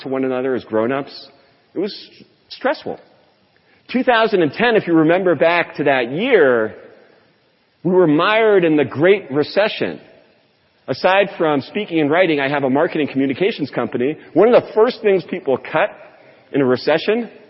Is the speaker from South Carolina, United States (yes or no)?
no; Portland, Oregon, United States; also born or lived in California; my hometown of Portland, Oregon